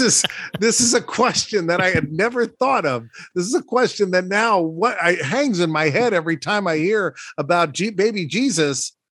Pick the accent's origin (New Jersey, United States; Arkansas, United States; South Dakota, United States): New Jersey, United States; Princeton; I was born in Princeton, New Jersey.